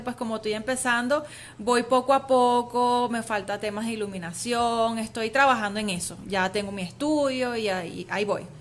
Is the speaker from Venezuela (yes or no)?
yes; Venezuela; soy orgullosamente venezolana, con, raíz griega también por supuesto porque mi papá es griego